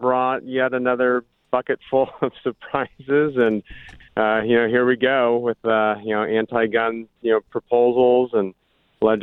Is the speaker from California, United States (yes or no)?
yes; Orange County, California, United States; growing up in Orange County in the 80s and the 90s